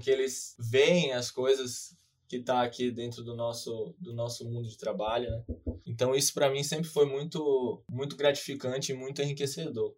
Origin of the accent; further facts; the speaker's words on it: Salvador, Bahia, Brazil; sou natural de Salvador, Bahia